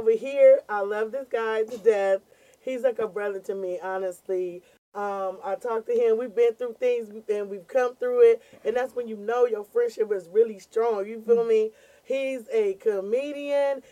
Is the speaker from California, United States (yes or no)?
yes; California, United States; We are locals from here. We're one of the few comedians that are actually not implants